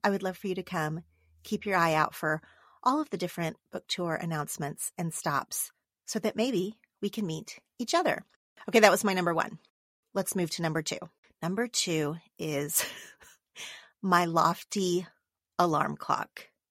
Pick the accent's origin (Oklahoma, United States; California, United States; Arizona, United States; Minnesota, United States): Oklahoma, United States; now in Los Angeles, United States; Oklahoma, my home state